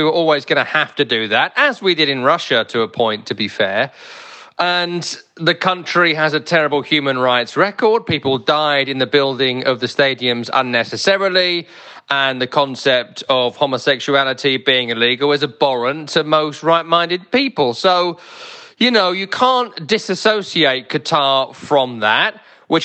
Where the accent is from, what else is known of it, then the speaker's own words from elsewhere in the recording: England, United Kingdom; as an English man